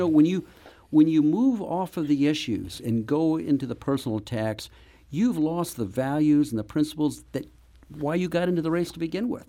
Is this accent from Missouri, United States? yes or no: yes; Webster Groves, Missouri, United States; I grew up in Webster Groves